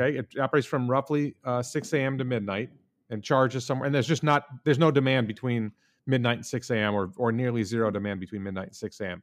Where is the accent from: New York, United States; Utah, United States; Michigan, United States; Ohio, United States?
New York, United States; Guilderland; also born or lived in Houston, Texas / Stanford, California / Japan; I mostly grew up in the Albany, New York area, in the town